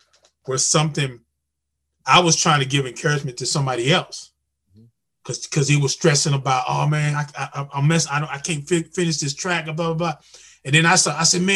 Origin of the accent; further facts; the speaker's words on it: North Carolina, United States; I'm from North Carolina